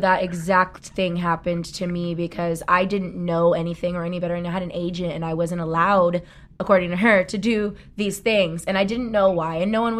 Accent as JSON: {"language": "English", "region": "Southern California", "country": "United States", "tie": "born or raised there", "said": "I grew up in Southern California in a very mixed cultural, racial family and around a lot of people."}